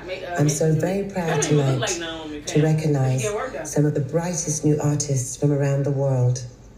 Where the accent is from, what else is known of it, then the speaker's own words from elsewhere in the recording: London, United Kingdom; I remember growing up in London